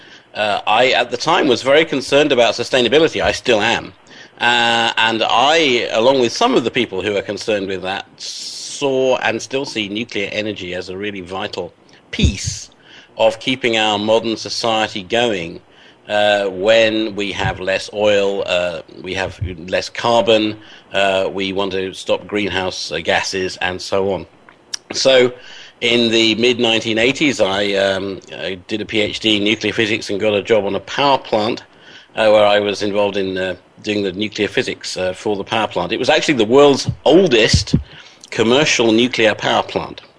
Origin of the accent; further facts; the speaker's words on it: England, United Kingdom; I'm an Englishman